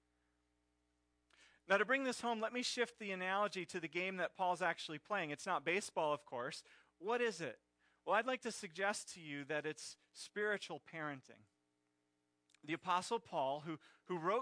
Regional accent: Pennsylvania, United States; I grew up in Pennsylvania in Phillies country

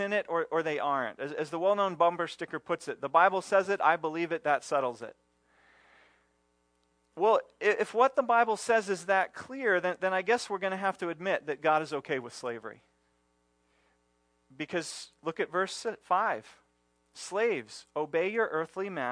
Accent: United States; our history as Americans and as American Christians

